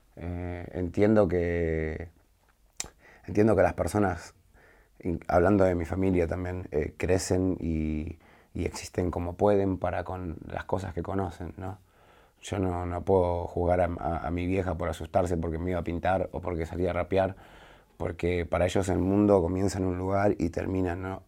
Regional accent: Glew, Buenos Aires, Argentina; cuando salí de mi barrio, cuando salí de Los Altos

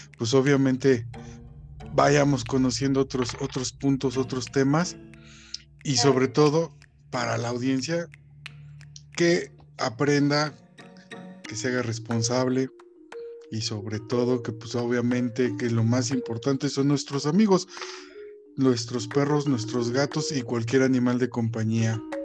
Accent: Mexico City, Mexico; moved away as an adult; now in Guanajuato, Mexico; yo soy de la Ciudad de México, me vine a vivir a, Guanajuato

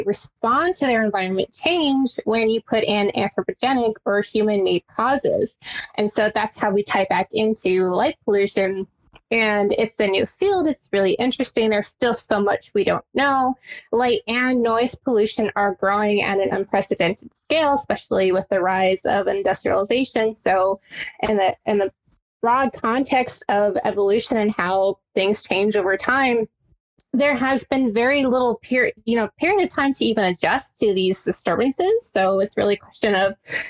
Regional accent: Tucson, Arizona, United States; I'm from Tucson, Arizona

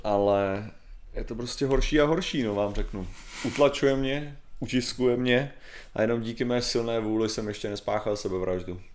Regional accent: Czechia; já jsem normálně Čech

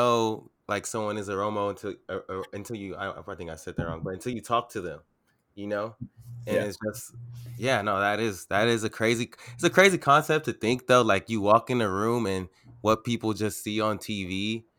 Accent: United States; I am from America

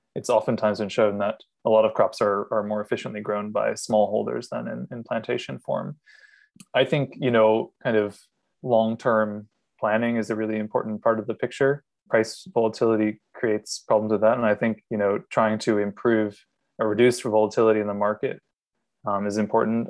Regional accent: Maine, United States; moved away as an adult; also born or lived in Miami; now in Singapore; I'm originally from Maine

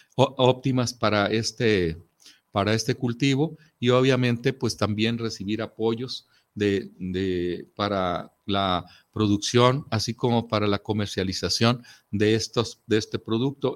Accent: Mexico

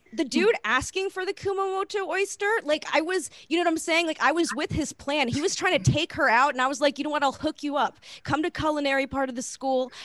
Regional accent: Lee County, Florida, United States; moved away; I grew up in like Lee County

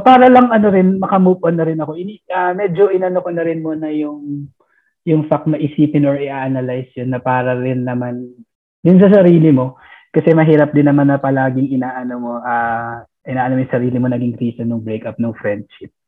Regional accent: Philippines; moved away; as a Filipino

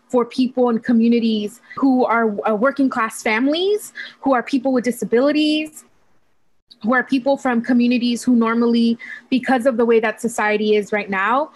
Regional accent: Hayward, California, United States; So I grew up in the Bay Area. I was born and raised here

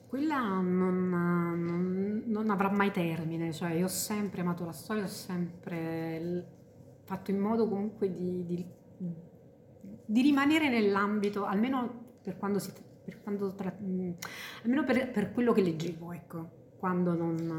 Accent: Salerno, Campania, Italy; io appunto sono di Salerno

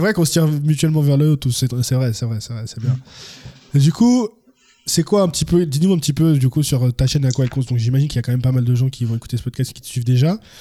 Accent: France; also born or lived in Cameroon; moi je suis français-camerounais

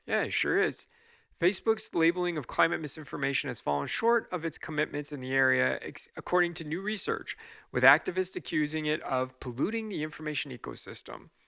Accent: United States; I'm gonna just speak as an American citizen here

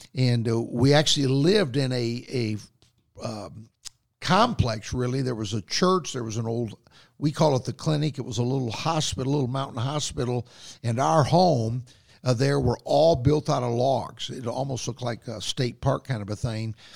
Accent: Booneville, Kentucky, United States; moved away; my hometown there in Boonville, Kentucky

